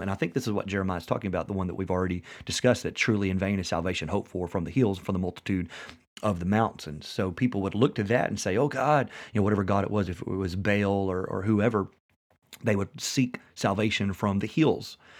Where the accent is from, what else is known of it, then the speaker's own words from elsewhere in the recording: West Tennessee, United States; we live in West Tennessee